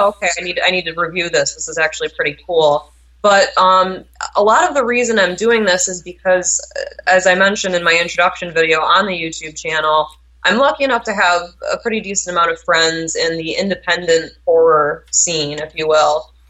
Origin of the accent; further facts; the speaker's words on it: New York, United States; also born or lived in Vilnius, Lithuania (ancestry); now in Massachusetts, United States; I was born and raised in New York, and then I've been living in Massachusetts for the past ten years